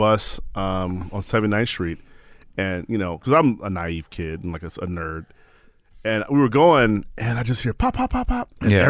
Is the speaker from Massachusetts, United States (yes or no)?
no; Chicago, Illinois, United States; Born and raised in Chicago.